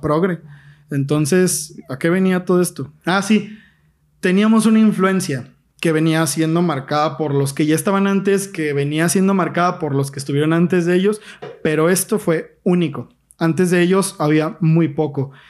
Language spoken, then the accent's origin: Spanish; Mexico; yo soy mexicano, güey, a toda honra